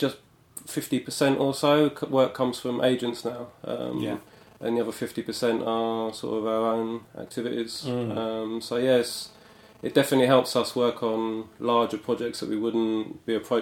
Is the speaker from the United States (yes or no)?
no; London, United Kingdom; moved away as an adult; I grew up in London. I spent sort of most of my life here.